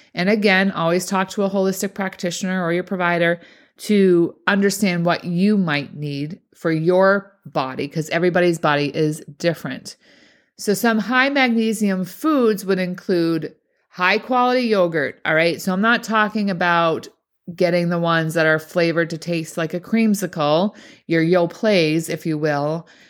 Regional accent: Boston, Massachusetts, United States; accent: Boston; my Boston accent

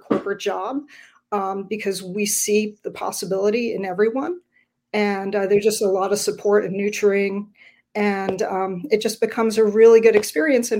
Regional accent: Ontario, Canada; also born or lived in Florida; now in Vancouver, Canada; I'm originally from Ontario

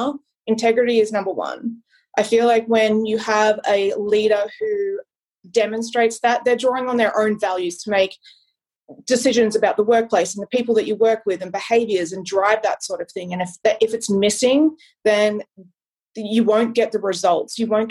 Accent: Australia; moved away as an adult; now in United States; I grew up with in Australia

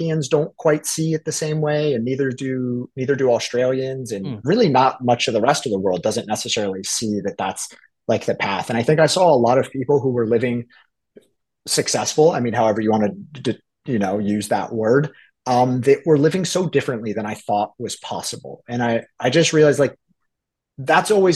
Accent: South Florida, United States; also born or lived in Tallahassee, Florida; I was born and raised in South Florida. Spent my first, I guess, 20 when you go to college, my first 18 years in South Florida

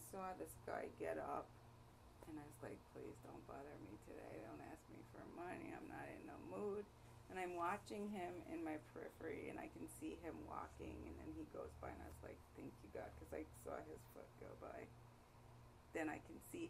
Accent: New York City, New York, United States; now in Atlanta, United States; I grew up in New York, and I was on the bench before moving to Atlanta

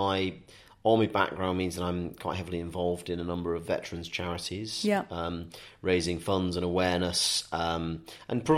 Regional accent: Staffordshire Moorlands, West Midlands, United Kingdom; moved away; I'm originally from Staffordshire Moorlands, so I'm on the edge of the Peak District

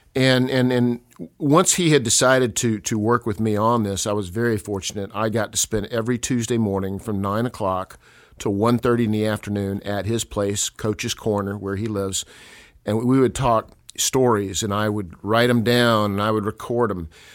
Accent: Newnan, Georgia, United States; moved away as an adult; also born or lived in Colorado; I am from Noonan, Georgia. I was born here in 1962

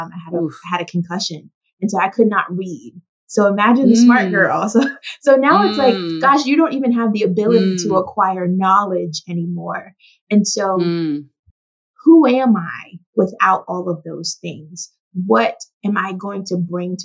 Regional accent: the South, United States; my journey as a young girl growing up in the South

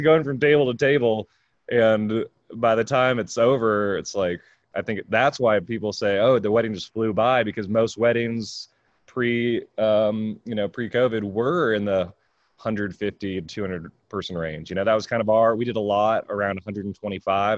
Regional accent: California, United States; moved away; I grew up in California.

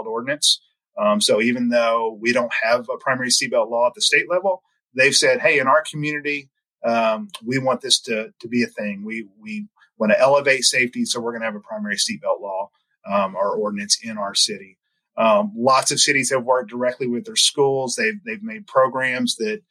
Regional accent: Sikeston, Missouri, United States; now in Jefferson City, United States; I grew up in Southeast Missouri

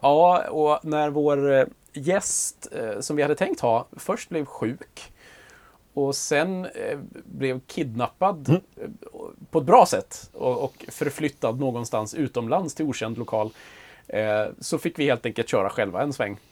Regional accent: Grängesberg, Dalarna County, Sweden; Grängesberg i det fallet som jag är ifrån

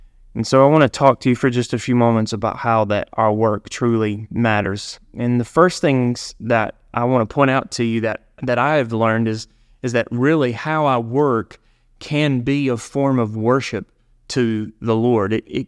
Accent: Alabama, United States; It was a small store in the small town that I grew up in Alabama.

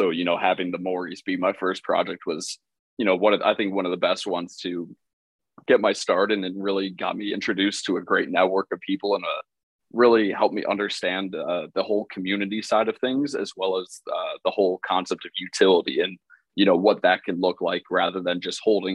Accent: Chicago, Illinois, United States; I was being from Chicago

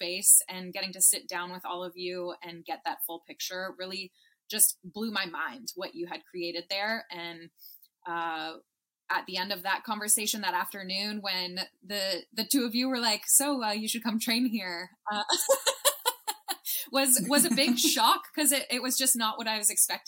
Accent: Toronto, Ontario, Canada; moved away as an adult; also born or lived in Massachusetts; I grew up in Toronto

